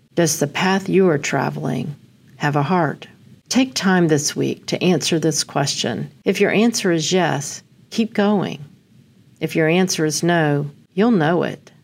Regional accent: Amarillo, Texas, United States; I was born on August eighth in Amarillo

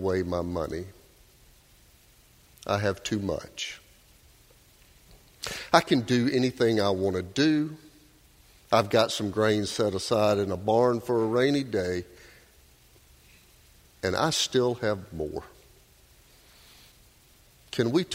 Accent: Doraville, Georgia, United States; Melissa and I grew up in Doraville

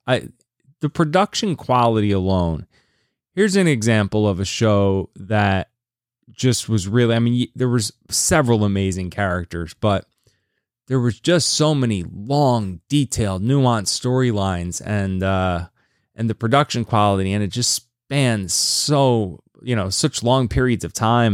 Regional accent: Lynchburg, Virginia, United States; my hometown, interestingly enough. Shout out Lynchburg, Virginia.

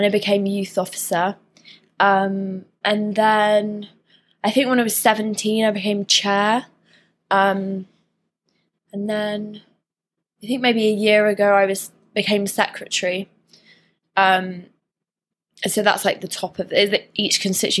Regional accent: Dorset, South West England, United Kingdom; moved away as an adult; now in Liverpool, United Kingdom; I'm from Dorset originally

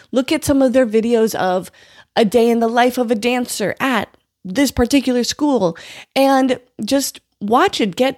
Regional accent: North Dakota, United States; moved away as an adult; also born or lived in Oklahoma City, Oklahoma; I came from North Dakota

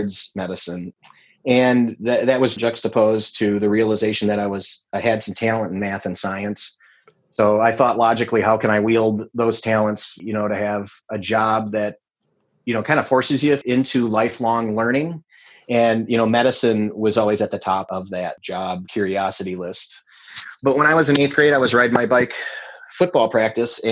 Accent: La Crosse, Wisconsin, United States; a hospital I was working at in my hometown of La Crosse

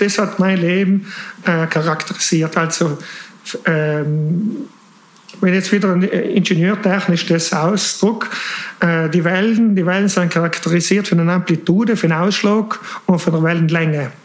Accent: South Tyrol, Trentino-Alto Adige, Italy; moved away; also born or lived in Switzerland (born) / Milan; als Südtiroler, als harter Südtirol

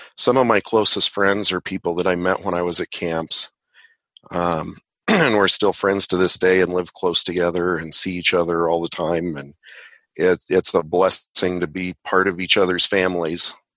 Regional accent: Boulder, Colorado, United States; also born or lived in Longmont, Colorado; I'm a Colorado native, like Robin said, born in Boulder, and I uh, live just outside of Longmont in the foothills

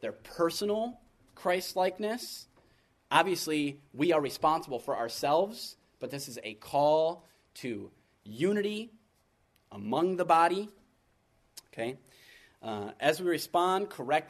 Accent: United States; being the American that I am

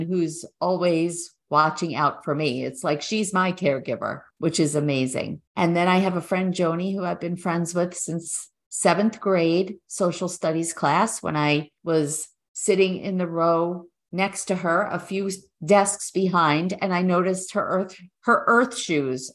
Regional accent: New York, United States; moved away as an adult; now in New Jersey, United States; We're originally from New York

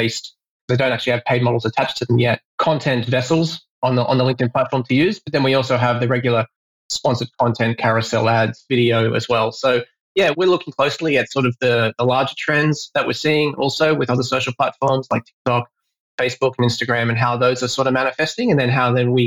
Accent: Australia; now in Singapore; I am Australian myself

